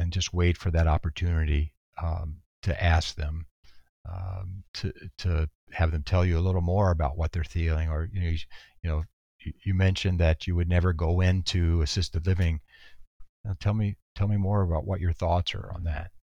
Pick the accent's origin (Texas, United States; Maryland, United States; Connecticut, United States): Texas, United States; moved away; also born or lived in San Antonio / New York City; I'm from Texas originally